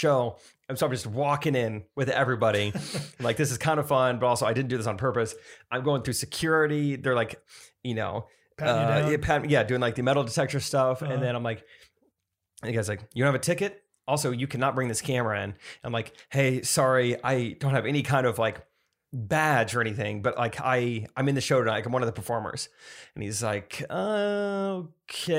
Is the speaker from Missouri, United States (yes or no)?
yes; Southwest Missouri, United States; I'm from Southwest Missouri.